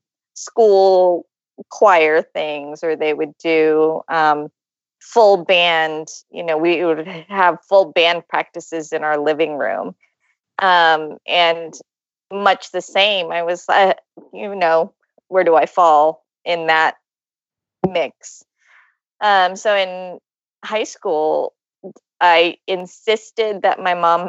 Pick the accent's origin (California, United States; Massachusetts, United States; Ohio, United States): California, United States; Ventura County; I'm from Ventura County.